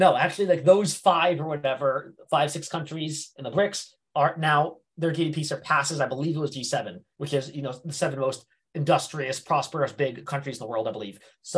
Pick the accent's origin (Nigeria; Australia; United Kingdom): United Kingdom; South East England; And I'm from Hampshire